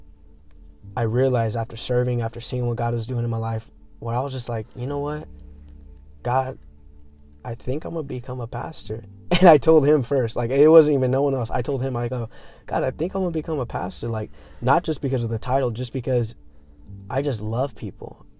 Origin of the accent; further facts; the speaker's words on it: Manteca, California, United States; moved away as an adult; now in Modesto, United States; I grew up in Manteca